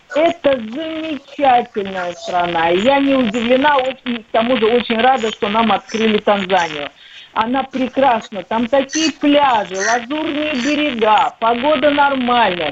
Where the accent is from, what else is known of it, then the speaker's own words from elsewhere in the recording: Moscow, Russia; я родилась в Москве